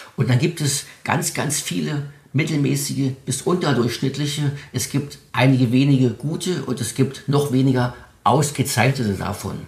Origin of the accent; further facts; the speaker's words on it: Spreewald, Brandenburg, Germany; Meine Familie ist seit 1901 in meiner Heimat hier im Spreewald als ehrbare Kaufleute aktiv